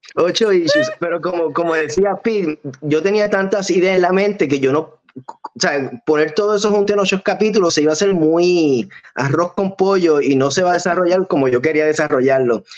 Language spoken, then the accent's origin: Spanish; Arecibo, Puerto Rico; now in Hollywood, United States; De Arecibo Puerto Rico